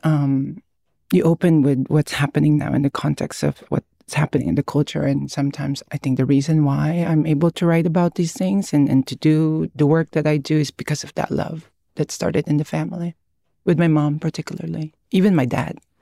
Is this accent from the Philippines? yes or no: yes; Philippines; now in United States; I was born and raised in the Philippines. I lived half my life there